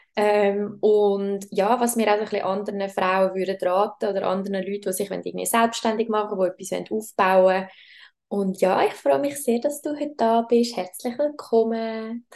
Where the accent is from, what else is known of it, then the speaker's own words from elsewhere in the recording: Schwyz, Switzerland; wir sind aber beide im Kanton Schweiz aufgewachsen